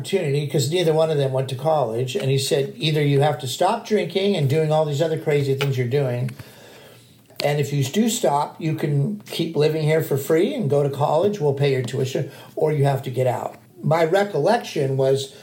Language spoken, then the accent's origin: English; Glendale, California, United States; I grew up in North Glendale, Montrose, a very small town kind of vibe